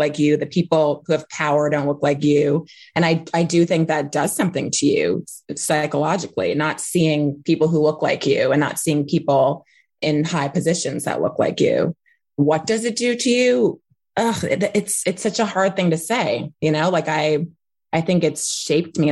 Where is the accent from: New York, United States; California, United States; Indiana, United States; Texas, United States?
New York, United States; New York City; I grew up in Manhattan on the Upper West Side